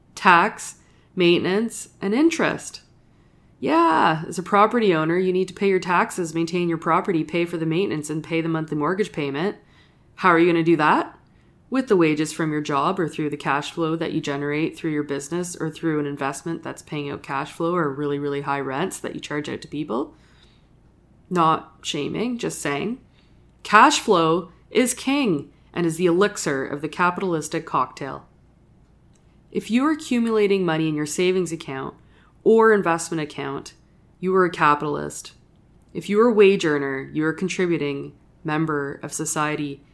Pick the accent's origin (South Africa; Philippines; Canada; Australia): Canada; Sudbury, Ontario; I grew up in Northern Ontario and I'm a proud Northern Ontario